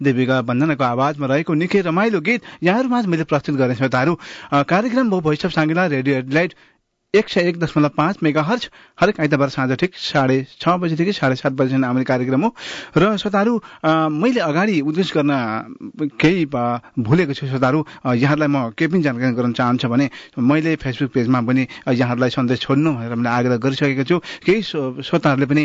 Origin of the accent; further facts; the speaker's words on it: Nepal; moved away; हामी नेपाली हौँ हिन्दू हौँ